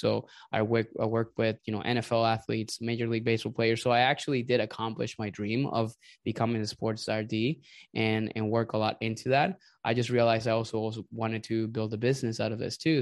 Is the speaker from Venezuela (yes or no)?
yes; Venezuela; also born or lived in Indiana / Texas / Florida; now in Tampa, United States; I am originally from Venezuela. I migrated here to the United States, I think, in two thousand and nine.